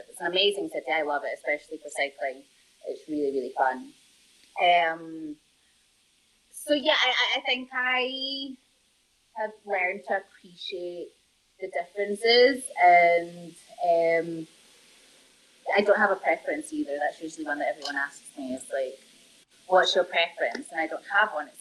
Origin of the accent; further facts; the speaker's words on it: Scotland, United Kingdom; also born or lived in Norway; now in Colombia; was brought up the majority of my life in Scotland